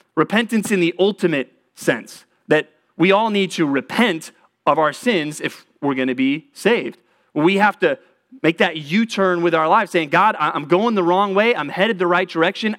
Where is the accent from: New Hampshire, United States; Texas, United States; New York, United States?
Texas, United States; moved away; I grew up in Texas.